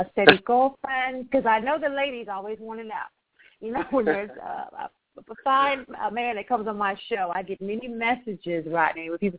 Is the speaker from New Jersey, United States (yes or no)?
no; Akron, Ohio, United States; I was born and raised in Akron, Ohio.